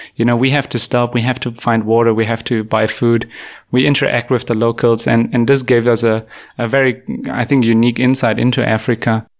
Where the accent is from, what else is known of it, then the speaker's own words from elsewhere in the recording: Germany; moved away as an adult; also born or lived in Canada; I grew up in Germany